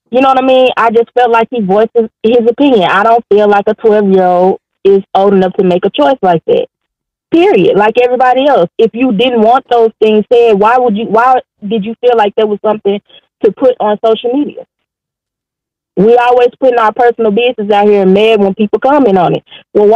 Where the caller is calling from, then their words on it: Arkansas, United States; I'm calling from Arkansas.